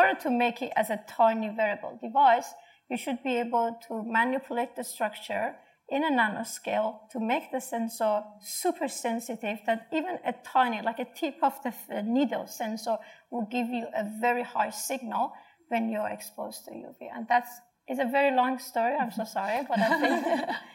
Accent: Iran; moved away as an adult; now in Australia; I'm from Iran

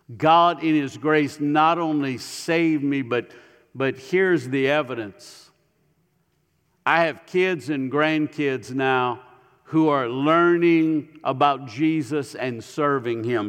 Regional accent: Ville Platte, Louisiana, United States; moved away as an adult; now in Tennessee, United States; I was raised in Ville Platte.

